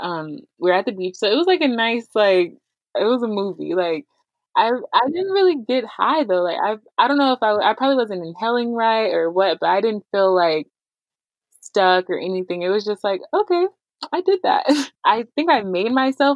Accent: Pasadena, California, United States; now in Rancho Cucamonga, United States; I live in Rancho Cucamonga, and I'm originally from Pasadena, California

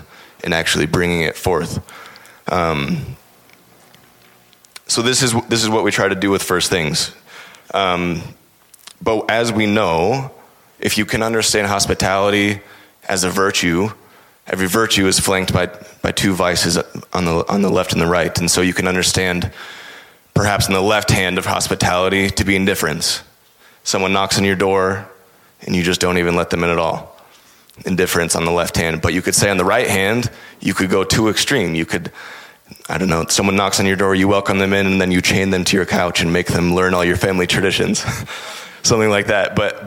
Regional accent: United States; as an American

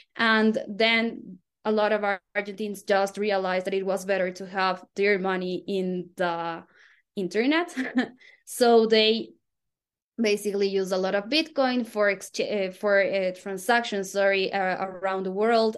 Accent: Quito, Pichincha, Ecuador; I am from Quito, Ecuador

